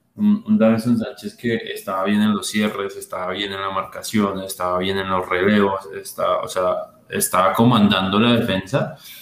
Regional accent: Colombia; como el colombiano los organizamos

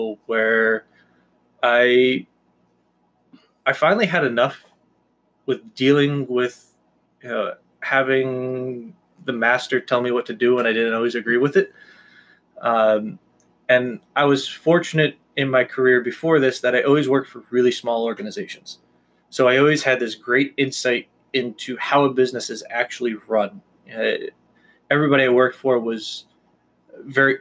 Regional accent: Washington Depot, Connecticut, United States; now in Southbury, United States; I am born and raised in Washington Depot, Connecticut.

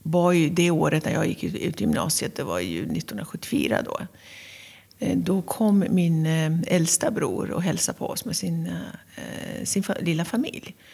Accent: Tehran, Tehran Province, Iran; Jag är född och uppvuxen i Teheran, som är eh, huvudstaden av Iran.

